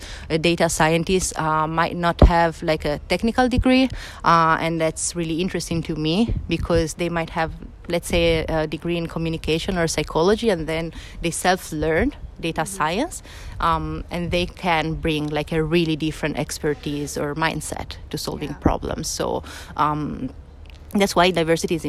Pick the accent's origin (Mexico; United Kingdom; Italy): Italy; moved away as an adult; now in Barcelona, Spain; I'm come from Italy, and I moved in sunny Barcelona to work at TypeForm